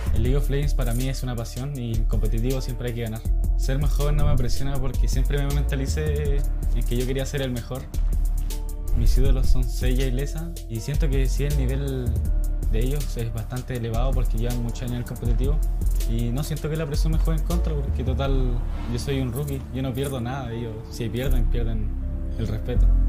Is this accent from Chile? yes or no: yes; Arica, Arica y Parinacota, Chile; moved away; Nací en Chile de Arica